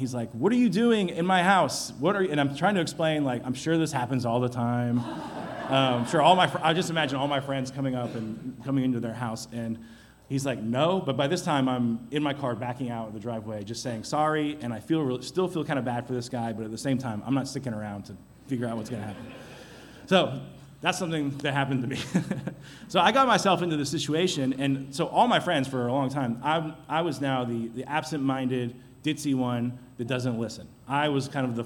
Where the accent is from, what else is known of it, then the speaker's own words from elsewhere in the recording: Chattanooga, Tennessee, United States; back home, my hometown in Chattanooga